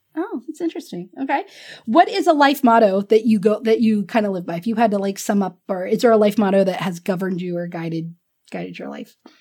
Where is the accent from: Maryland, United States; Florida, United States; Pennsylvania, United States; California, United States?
Florida, United States; Pensacola; I'm from Pensacola, Florida